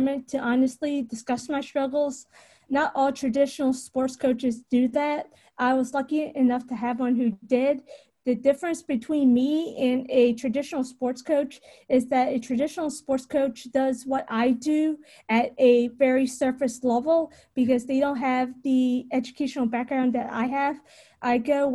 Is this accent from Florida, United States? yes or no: no; Richmond, Virginia, United States; also born or lived in Knoxville, Tennessee; I was born and raised in Richmond, Virginia